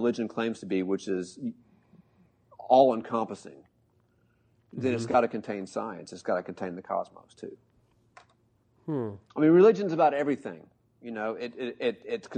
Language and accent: English; United States; I'm an American.